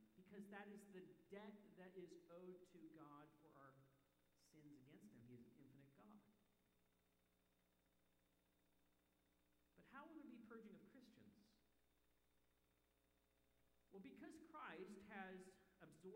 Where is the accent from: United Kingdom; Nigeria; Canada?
Canada; moved away; as a Canadian